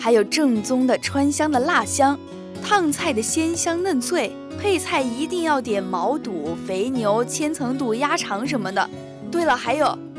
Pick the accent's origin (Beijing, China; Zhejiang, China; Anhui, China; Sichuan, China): Sichuan, China; 那说到火锅，作为川妹子的我可有绝对的发言权。